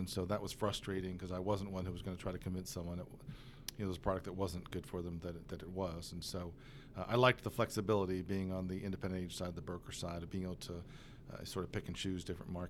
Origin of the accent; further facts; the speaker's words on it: Massachusetts, United States; moved away as an adult; now in Oklahoma, United States; So I grew up just a little bit east of here in Massachusetts.